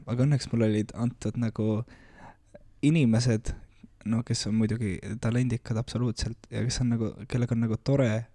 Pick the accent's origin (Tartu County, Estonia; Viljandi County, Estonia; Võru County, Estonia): Tartu County, Estonia; Tartu; also born or lived in Saaremaa; mina olen Tartust